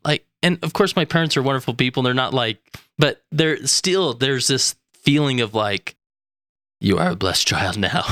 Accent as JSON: {"language": "English", "town": "West Valley City", "region": "Utah", "country": "United States", "also_born_or_lived": "Stansbury Park, Utah", "said": "I am from West Valley City, Utah"}